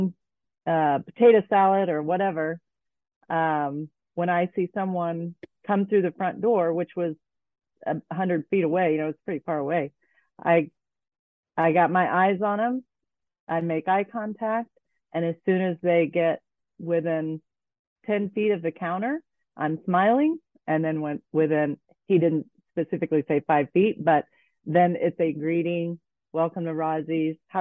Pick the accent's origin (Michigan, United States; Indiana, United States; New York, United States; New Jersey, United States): Indiana, United States; Kokomo; also born or lived in Vail, Colorado; I grew up in a manufacturing town called Kokomo